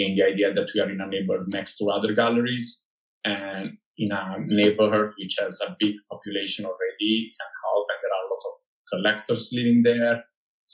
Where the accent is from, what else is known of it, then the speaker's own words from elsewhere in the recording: Italy; moved away; I was born and bred in Italy